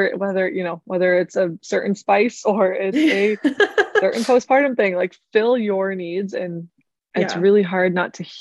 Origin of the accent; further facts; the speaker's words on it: United States; moved away as an adult; now in Germany; I was pretty American when I got here